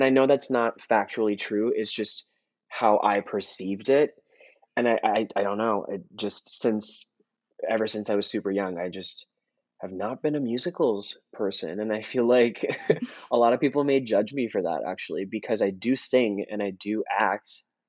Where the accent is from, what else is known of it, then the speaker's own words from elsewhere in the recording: India; now in United States; obviously I was growing up in India, and it's not like the same songs that that were playing on the radio here in the US would be playing in India.